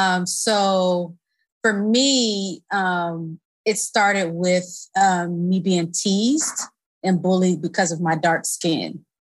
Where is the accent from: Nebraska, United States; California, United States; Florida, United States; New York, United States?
Florida, United States; Tallahassee; I grew up in Tallahassee, Florida.